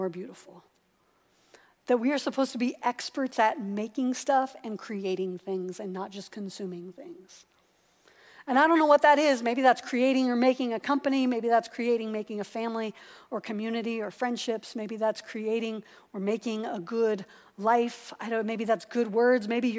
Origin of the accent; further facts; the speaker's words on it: Columbus, Ohio, United States; the church that I grew up in over in Columbus